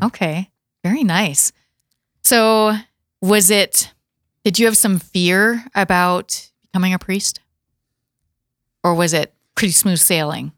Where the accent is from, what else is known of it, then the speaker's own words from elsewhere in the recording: Watertown, South Dakota, United States; I'm from Watertown originally